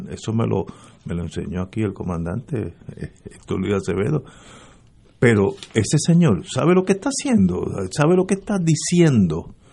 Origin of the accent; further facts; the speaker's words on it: Puerto Rico; todos nosotros los puertorriqueños somos latinos